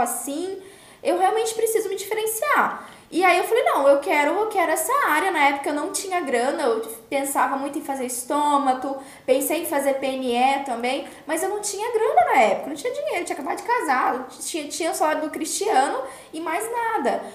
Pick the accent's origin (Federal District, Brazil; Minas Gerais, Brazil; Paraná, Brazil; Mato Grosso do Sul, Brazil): Mato Grosso do Sul, Brazil; Campo Grande; eu sou de Campo Grande